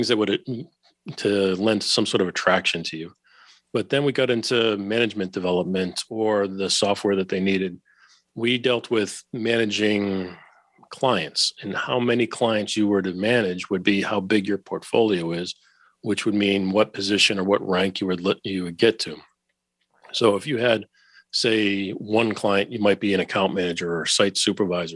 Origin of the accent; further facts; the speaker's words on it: Boston, Massachusetts, United States; I went back to my hometown of Boston